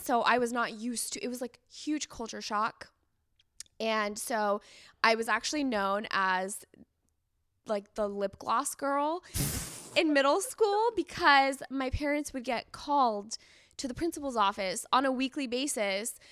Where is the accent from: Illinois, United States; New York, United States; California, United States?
California, United States; San Diego; also born or lived in Iran; I grew up in San Diego